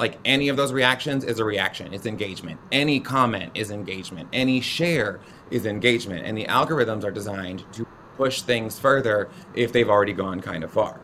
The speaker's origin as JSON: {"language": "English", "region": "the South", "country": "United States", "said": "being a Southerner and a proud Southerner"}